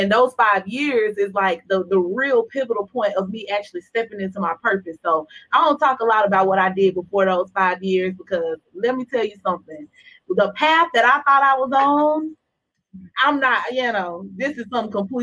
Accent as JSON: {"language": "English", "town": "Chattanooga", "region": "Tennessee", "country": "United States", "said": "I'm from Chattanooga, Tennessee, by way of Alton Park, Tennessee, City View"}